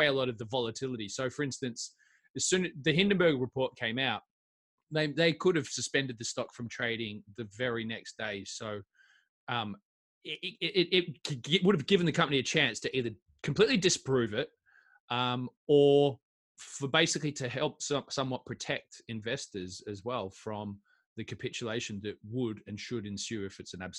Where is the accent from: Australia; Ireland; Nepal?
Australia; moved away; I'm an Aussie guy